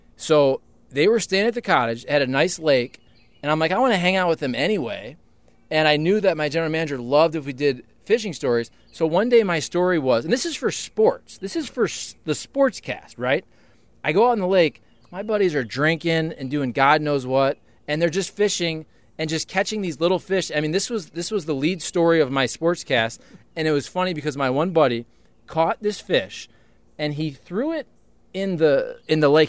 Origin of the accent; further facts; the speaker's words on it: Toledo, Ohio, United States; moved away; I'm from Toledo, Ohio